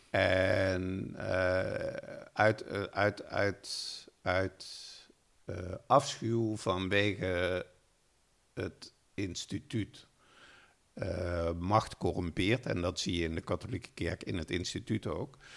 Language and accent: Dutch; Limburg, Netherlands; nou ja, ik ben opgegroeid in Limburg als eh, eh, braaf katholiek jongetje en ging elke zondag met mijn ouders naar de kerk.